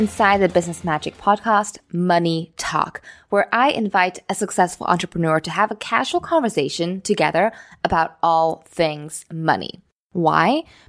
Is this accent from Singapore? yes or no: yes; Singapore; also born or lived in United States; I grew up in Singapore in the US.